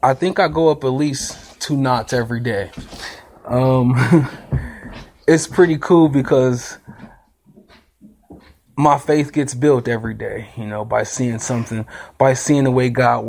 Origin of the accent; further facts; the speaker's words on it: Akron, Ohio, United States; I'm from Akron, Ohio